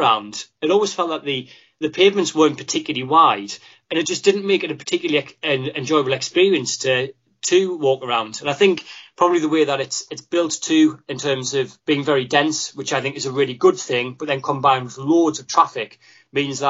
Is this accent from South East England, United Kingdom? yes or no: no; Sunderland, North East England, United Kingdom; reflective of my accent, my favourite city is my home city of Sunderland